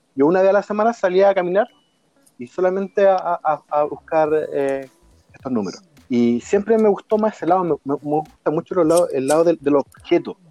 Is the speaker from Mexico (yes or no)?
no; Chile; yo soy chileno